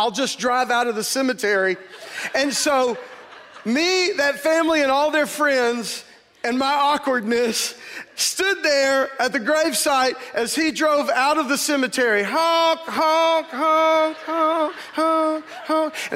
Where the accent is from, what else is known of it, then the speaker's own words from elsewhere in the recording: United States; I grew up in America as a white male